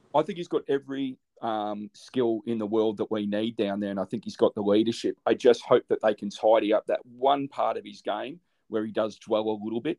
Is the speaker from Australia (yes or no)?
yes; Australia; As an Aussie